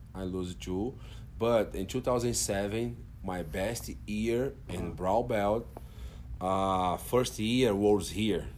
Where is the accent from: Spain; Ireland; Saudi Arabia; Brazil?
Brazil; Brasília, Federal District; English is a second language; now in Fort Worth, United States; I'm from Brazil, and Brazil, Brasilia, in capital there